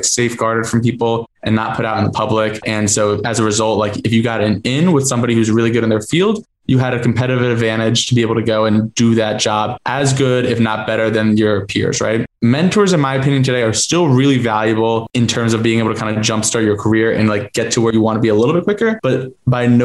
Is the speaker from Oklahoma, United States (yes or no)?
no; New Jersey, United States; moved away; also born or lived in Boston; I'm from Jersey, lived up in Boston